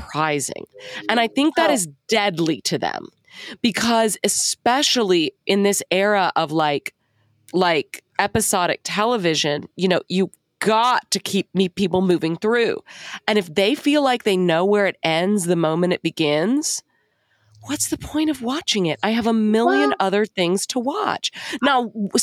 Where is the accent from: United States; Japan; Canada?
United States; Texas; I grew up in Texas